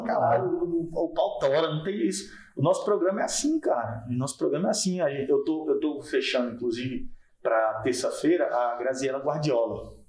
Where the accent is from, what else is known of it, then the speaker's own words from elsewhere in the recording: Porto Nacional, Tocantins, Brazil; eu sou daqui, sou, sou daqui de Porto Nacional